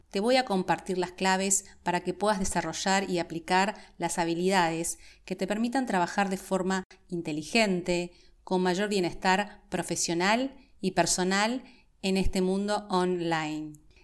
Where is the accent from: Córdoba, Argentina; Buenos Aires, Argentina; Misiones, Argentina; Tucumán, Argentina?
Buenos Aires, Argentina; also born or lived in Santiago, Chile; Como te comenté, nací en Santiago de Chile, pero he vivido desde casi toda mi vida en Buenos Aires, Argentina, desde que tenía seis años de edad, y he vivido en la ciudad de Buenos Aires específicamente, con lo cual estoy súper aporteñada